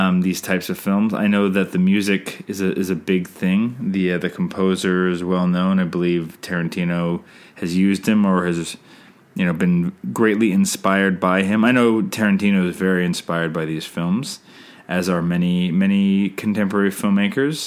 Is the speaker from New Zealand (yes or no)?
no; Canada; I'm Canadian filmmaker